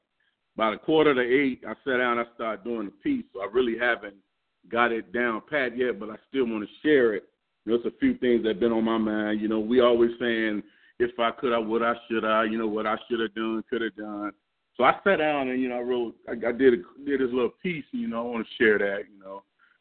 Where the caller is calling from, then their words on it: Green Bay, Wisconsin, United States; I'm calling from Green Bay, Wisconsin.